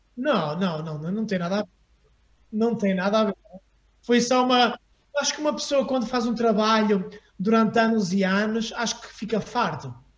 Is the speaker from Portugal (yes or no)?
yes; Porto, Norte, Portugal; moved away as an adult; also born or lived in Aveiro / Paris / Los Angeles; eu também tinha família no Porto. E então, depois da minha mãe morrer, eu fiquei sozinho com o meu pai uh, em Aveiro e a minha família veio buscar para o Porto